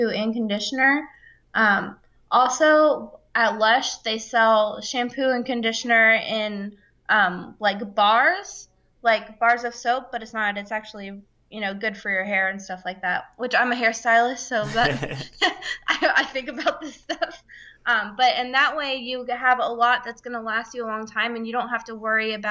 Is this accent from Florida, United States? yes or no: yes; Florida, United States; I'm from Florida